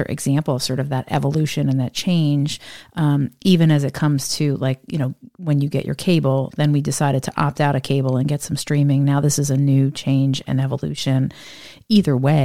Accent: Northeast, United States; I'm from the Northeast

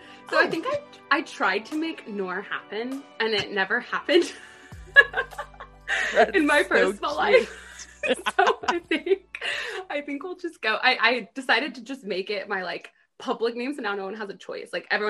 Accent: Dallas, Texas, United States; moved away as an adult; also born or lived in Atlanta, Georgia / United Kingdom; Born and raised in Dallas, and then lived in Atlanta

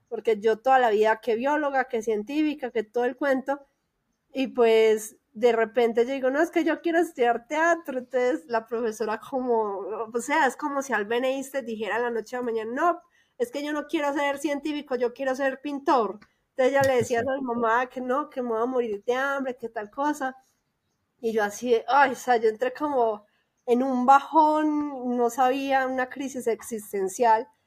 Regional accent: Medellín, Antioquia, Colombia; moved away as an adult; now in Mexico City, Mexico; ella también es de Medellín y ella vivía en un barrio que es vecino de mi barrio.

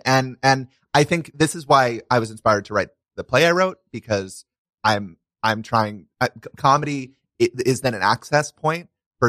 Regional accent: Brooklyn, New York, United States; I grew up in Brooklyn down there. In Sheepshead Bay.

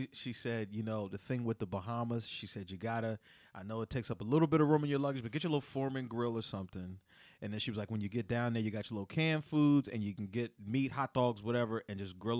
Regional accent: Pennsylvania, United States; I'm from Pennsylvania.

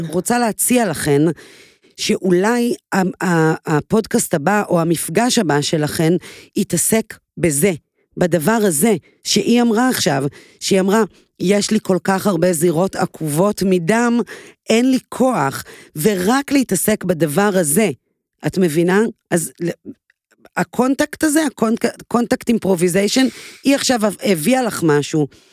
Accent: Israel; אני גדלתי בקיבוץ

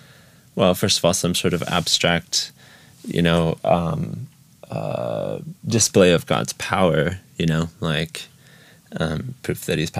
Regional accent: Ukraine; I grew up in Ukraine. So my parents were missionaries. So since I was 6 years old, I've lived in Ukraine. So went through the whole school system here and all of my education's here.

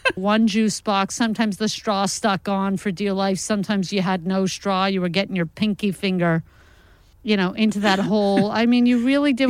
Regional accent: New York, United States; now in Los Angeles, United States; I'm originally from New York.

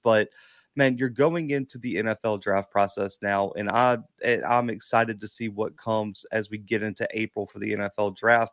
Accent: the South, United States; I'm from the South

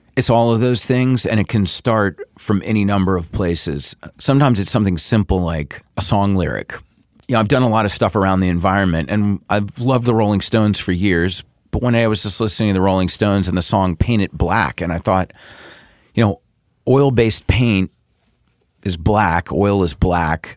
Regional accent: the South, United States; I grew up in the South

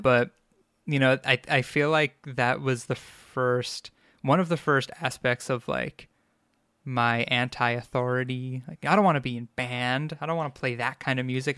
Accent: Long Island, New York, United States; accent: Long Islander; I grew up on Long Island, and, uh, I'm a New Yorker, through and through

